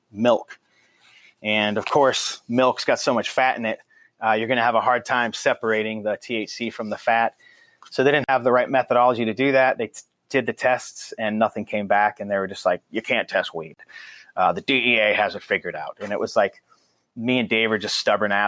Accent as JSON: {"language": "English", "town": "Taunton", "region": "Massachusetts", "country": "United States", "tie": "born or raised there", "also_born_or_lived": "New Bedford, Massachusetts / Newton, Massachusetts", "moved": "as an adult", "lives_now": "California, United States", "said": "I was born actually in Taunton, Mass. And then grew up there in southern Massachusetts, New Bedford, Taunton, Massachusetts"}